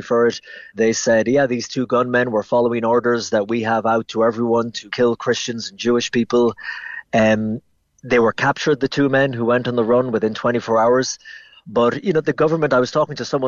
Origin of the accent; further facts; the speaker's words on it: Ennis, Munster, Ireland; moved away; also born or lived in New York; I'm from Ennis and Clare